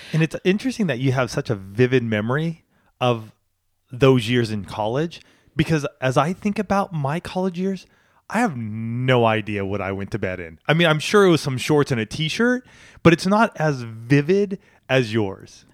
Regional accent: California, United States; also born or lived in Boulder, Colorado / Washington State; I'm a Californian. I was, I wasn't born here, but moved here at the age of one and lived here until I went to college

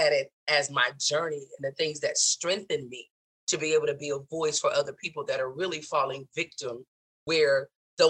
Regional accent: the South, United States; moved away as an adult; growing up in the South.

